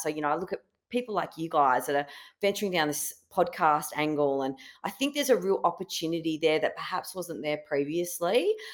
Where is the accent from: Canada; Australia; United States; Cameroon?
Australia; Kalgoorlie, Western Australia; also born or lived in Perth; I was born and bred in Kalgoorlie, um, in Western Australia